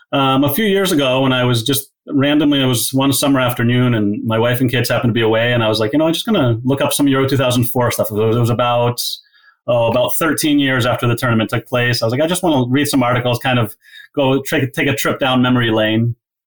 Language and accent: English; Walpole, Massachusetts, United States; playing in my hometown of Walpole with friends and family that I grew up